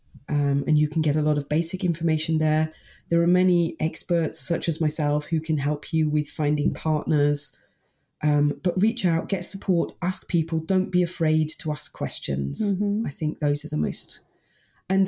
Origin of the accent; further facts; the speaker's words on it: United Kingdom; my hometown in the UK